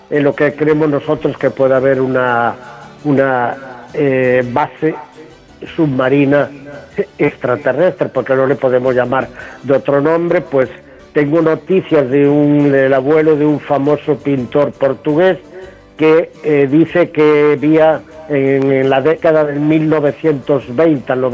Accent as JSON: {"language": "Spanish", "region": "Galicia", "country": "Spain", "tie": "born or raised there", "said": "lamentando lo que le pasó también al buen amigo Marcelino Requejo en la provincia de Lugo, mi tierra natal"}